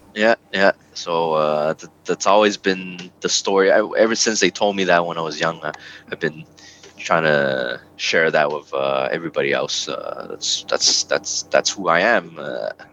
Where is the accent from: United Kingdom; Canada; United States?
Canada; also born or lived in Hong Kong; calling here canada my my home